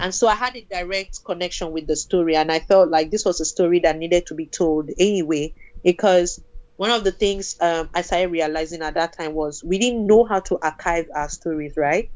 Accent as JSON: {"language": "English", "country": "Nigeria", "moved": "as an adult", "said": "I came from Nigeria"}